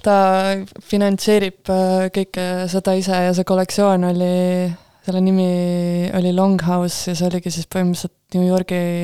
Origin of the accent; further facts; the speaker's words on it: Estonia; me oleme suht eestlased tagasihoidlikud